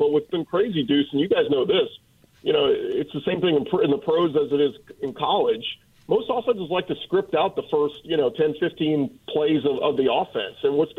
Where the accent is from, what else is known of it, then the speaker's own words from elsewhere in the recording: New Orleans, Louisiana, United States; moved away as an adult; now in Houston, United States; I'm born and raised in New Orleans, went to Rummel and LSU, and I've lived in Houston for the past decade now